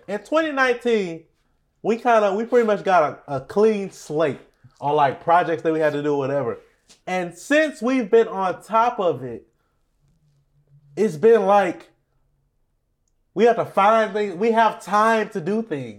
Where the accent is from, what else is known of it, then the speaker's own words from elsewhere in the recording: Beaumont, Texas, United States; We're from Beaumont, Texas.